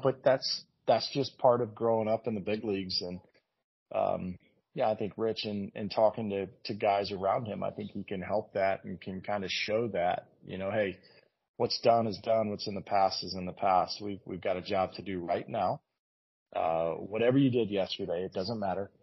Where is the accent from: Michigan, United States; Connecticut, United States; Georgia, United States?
Georgia, United States; Atlanta; I grew up here in Atlanta in the late 80s, was a young boy, and early 90s